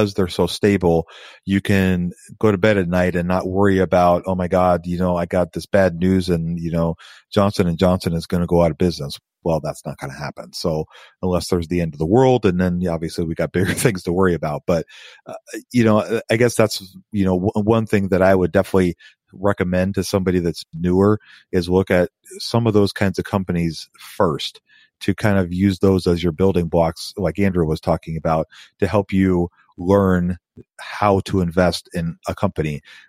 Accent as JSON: {"language": "English", "country": "Canada", "said": "Once I turn 18, I can open a TFSA account. I'm a Canadian, by the way, and can start investing."}